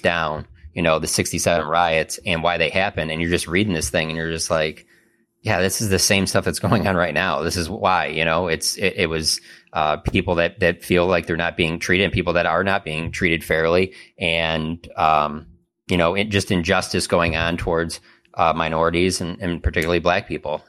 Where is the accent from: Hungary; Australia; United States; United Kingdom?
United States; Warren, Michigan; I grew up in Warren, which is a s, suburb of Detroit